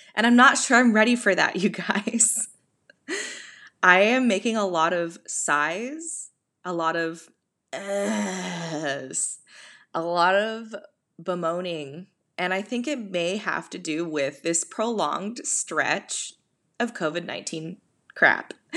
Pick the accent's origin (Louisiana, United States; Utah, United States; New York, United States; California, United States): California, United States; as a Californian, I mean, I am the Californian